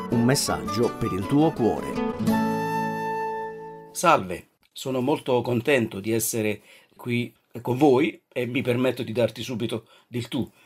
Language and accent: Italian; Naples, Campania, Italy; now in Colle di Val d'Elsa, Italy; Non sono un toscano prosangue, eh, sono originario di Napoli, e come dicevo abito qui ormai da, da, più di 30 anni, 34 anni